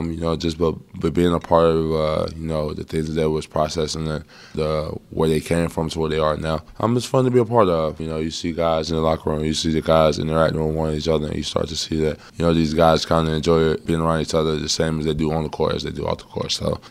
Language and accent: English; North Carolina, United States; I'm from the state of North Carolina. My hometown is probably like 3 hours from here.